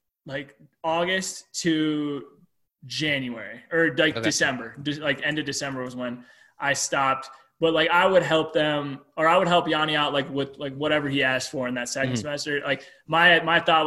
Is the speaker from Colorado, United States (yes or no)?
yes; Steamboat Springs, Colorado, United States; moved away; also born or lived in Nebraska; Steamboat Springs, Colorado, which is like my favorite day and my favorite time to be in my hometown